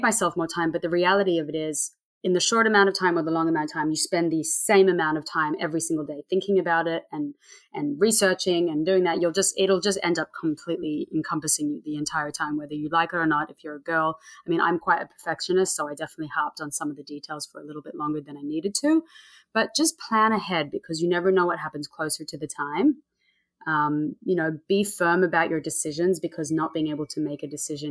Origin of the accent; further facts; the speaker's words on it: Sydney, New South Wales, Australia; now in Montauk, United States; I'm from Sydney. My whole family's from Sydney